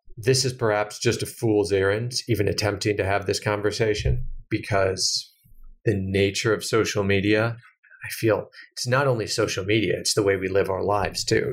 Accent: United States; as an American

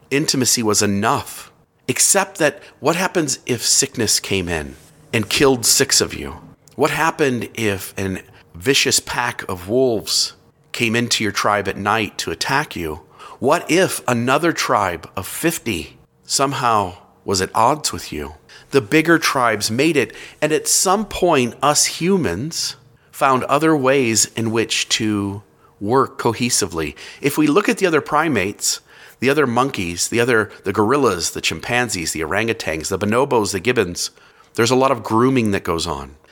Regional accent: near Cleveland, Ohio, United States; I grew up near Cleveland, Ohio

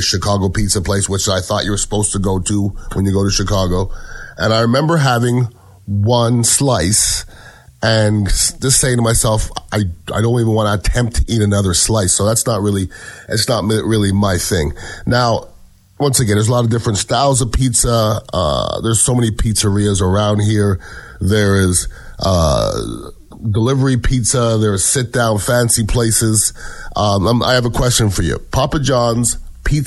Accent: Montreal, Quebec, Canada; I'm from Montreal, Canada

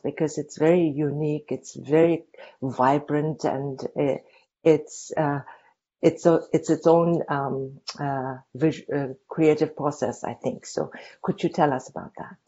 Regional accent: Dharamsala, Himachal Pradesh, India; moved away; I grew up in Dharamsala, but Dharamsala that I grew up was just a little village

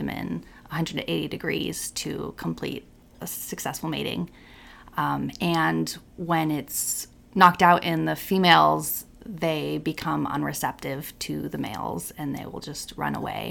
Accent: Napa Valley, California, United States; I'm from Napa Valley, California.

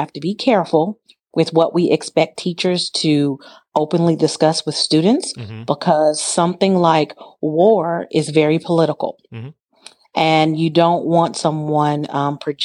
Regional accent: Southern California, United States; I grew up in Southern California and my father was in the military and my father was deployed

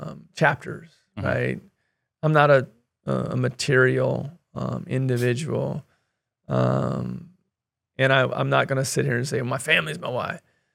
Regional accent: Kansas, United States; I want to help fund a scholarship in our community that I grew up in Northeast Kansas.

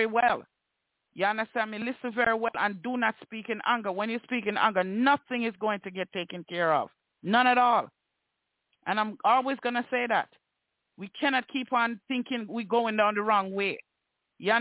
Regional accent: Jamaica; I am a Jamaican. So I refer to my culture and how I see the Jamaican men in my culture act.

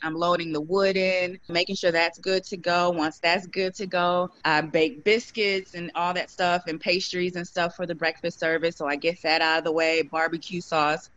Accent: St. Louis, Missouri, United States; I'm from St. Louis

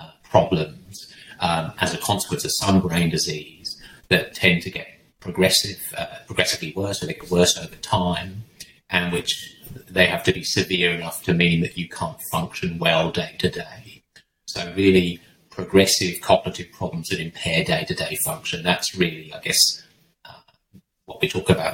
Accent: England, United Kingdom; moved away as an adult; also born or lived in North East Scotland / Leicester; now in Australia; So I'm English. Came to Australia in 2000, but before that, sort of lived in southwest of England and then northeast of Scotland, and then back sort of halfway between the two, went to Leicester University

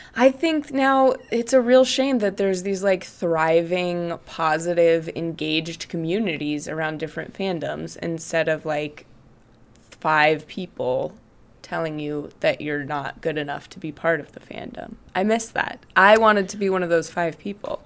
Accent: Greeley, Colorado, United States; in my hometown of Greeley, Colorado

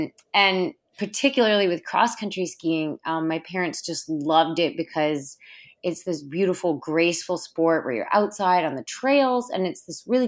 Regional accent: Minnesota, United States; It was awesome. I grew up in a really active, outdoorsy family. And so we were always going camping or going hiking or, you know, canoeing in the St. Croix River.

